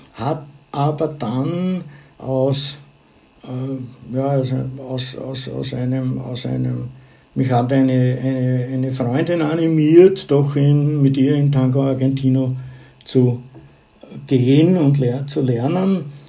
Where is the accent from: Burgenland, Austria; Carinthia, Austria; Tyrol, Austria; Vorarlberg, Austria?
Burgenland, Austria; southern; moved away as an adult; also born or lived in Graz, Styria / Vienna; Geboren bin ich in Graz, in der Steiermark, aber aufgewachsen und äh, die Schulzeit verbracht habe ich in einer Kleinstadt im südlichen Burgenland